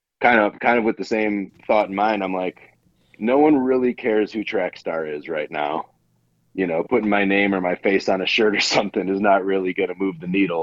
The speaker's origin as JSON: {"language": "English", "region": "Wisconsin", "country": "United States", "said": "from Wisconsin."}